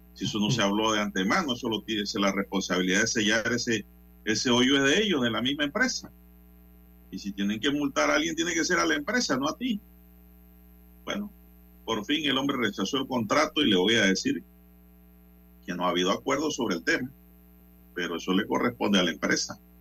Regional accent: Panama; como panameño

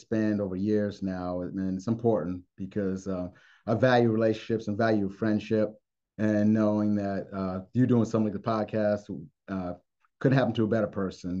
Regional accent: Mansfield, Pennsylvania, United States; also born or lived in Zimbabwe / Cleveland, Ohio; I consider home Mansfield, Pennsylvania, which is near Williamsport

